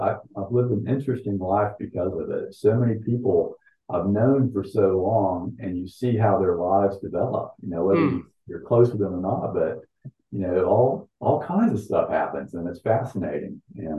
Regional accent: Winter Haven, Florida, United States; I was born in Winter Haven. And I've lived here all my life except for college.

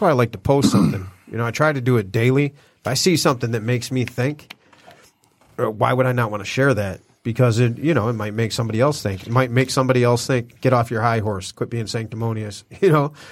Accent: Detroit, Michigan, United States; born or raised there; moved away; also born or lived in Hollywood

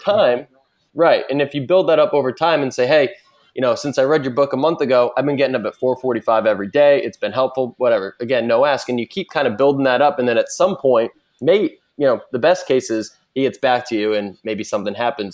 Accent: Boston, Massachusetts, United States; now in San Francisco, United States; I'm from the Boston area, but now in San Francisco

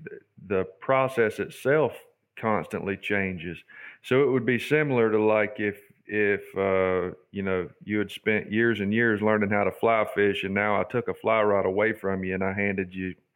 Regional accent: Charlotte, North Carolina, United States; moved away; I grew up in Charlotte, but I grew up against a cattle farm

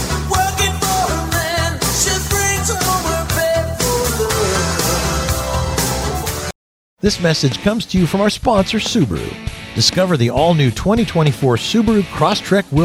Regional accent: Houston, Texas, United States; I was born and raised in Houston

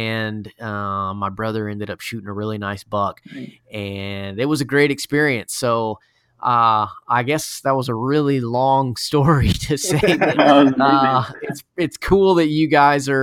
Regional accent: Florida, United States; I'm from Florida, so we left Florida in November when it was probably 70 degrees

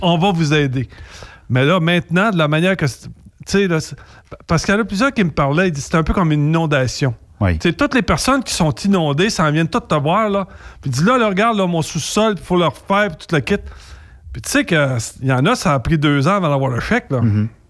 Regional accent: Louiseville, Quebec, Canada; chez nous, à Louisville

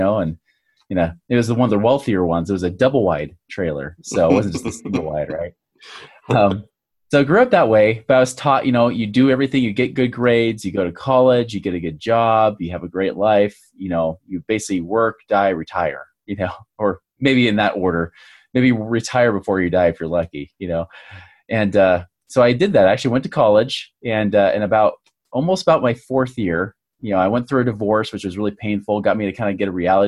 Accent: Oregon, United States; now in Utah, United States; I grew up in Oregon in the USA here

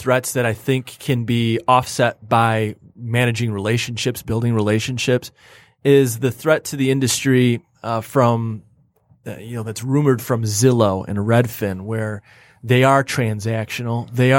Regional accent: Rochester Hills, Michigan, United States; I live and grew up in Rochester Hills. Yeah. So I'd pick my hometown, Rochester.

